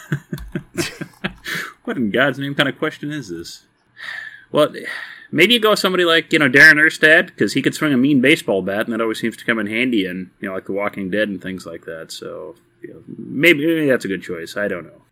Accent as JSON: {"language": "English", "region": "Texas", "country": "United States", "moved": "yes", "said": "I am from Texas originally, and, you know, the first games I grew up watching were Texas and Texas Tech playing"}